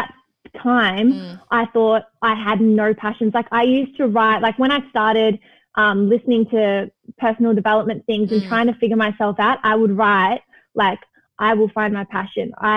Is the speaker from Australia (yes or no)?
yes; Melbourne, Victoria, Australia; I grew up in Melbourne, which I loved